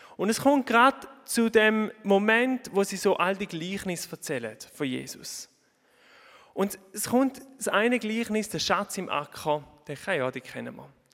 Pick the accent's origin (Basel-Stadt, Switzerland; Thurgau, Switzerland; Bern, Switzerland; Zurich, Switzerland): Thurgau, Switzerland; Oberhofen; moved away as an adult; ihr hört ein bisschen meinem Dialekt an, ich bin nicht ganz von da, auch wenn ich zu Oberhofen aufgewachsen bin.